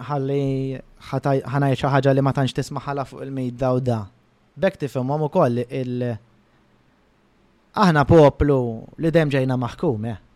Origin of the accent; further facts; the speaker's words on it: Malta; jiena Malti pur ġifieri ngħidu hekk. Jekk hawn ifimni pur mhux bħala dana, jien Malti u nanna Maltijan, bużnannit Maltin, kollox Malti.